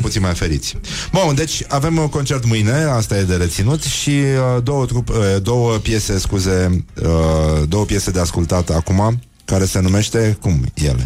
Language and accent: Romanian; Brăila, Brăila County, Romania; eu sunt născut la Brăila